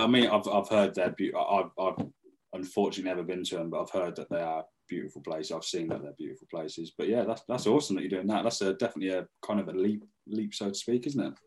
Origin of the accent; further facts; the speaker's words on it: Northampton, East Midlands, United Kingdom; we're from Northampton